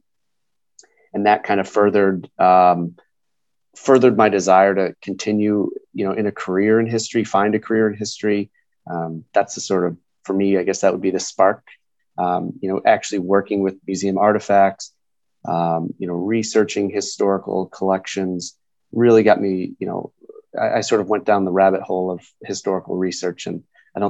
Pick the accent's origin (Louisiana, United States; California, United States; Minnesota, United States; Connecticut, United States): Connecticut, United States; I grew up in Connecticut, small town in Connecticut